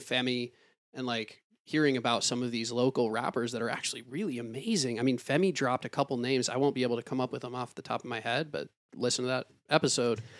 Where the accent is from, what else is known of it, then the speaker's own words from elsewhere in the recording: Ann Arbor, Michigan, United States; moved away; also born or lived in Detroit / Pittsburgh; growing up in Ann Arbor